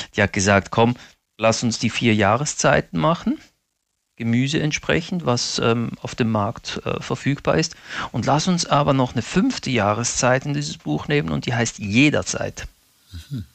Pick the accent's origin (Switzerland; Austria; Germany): Switzerland; Basel, Basel-Stadt; Ich bin ja in Basel geboren und aufgewachsen, aber meine Eltern sind aus den Abruzzen, Mittelitalien